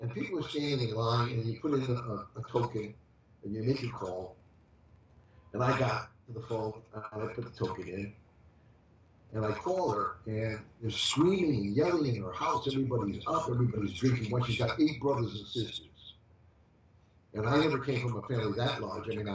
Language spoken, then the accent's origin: English; Hartford, Connecticut, United States; moved away; I was born in Hartford, Connecticut